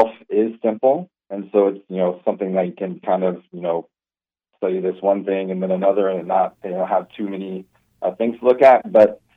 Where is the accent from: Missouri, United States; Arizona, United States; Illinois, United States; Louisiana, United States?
Louisiana, United States; Baton Rouge; also born or lived in Texas; now in Manhattan, Kansas, United States; I grew up in Louisiana, like Baton Rouge area